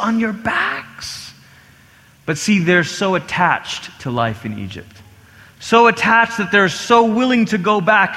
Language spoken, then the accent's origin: English; Malaysia; I grew up in Malaysia, and Malaysia is multi-ethnic, but also multi-religious